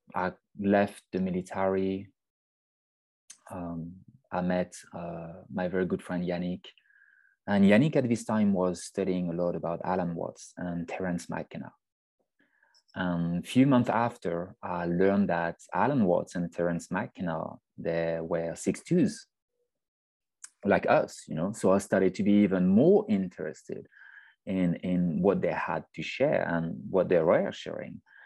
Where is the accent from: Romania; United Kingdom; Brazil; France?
France; French Alps; moved away; I was born in the French Alps. Um, so I'm from France